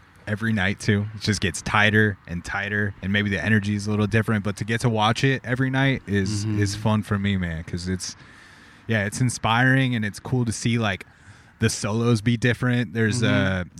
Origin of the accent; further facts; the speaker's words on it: Corona, California, United States; And I was like, yeah, I'm from Corona.